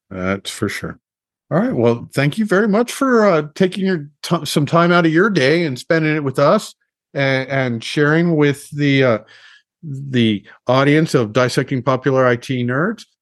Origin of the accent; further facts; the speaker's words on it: Los Alamos, New Mexico, United States; growing up in Los Alamos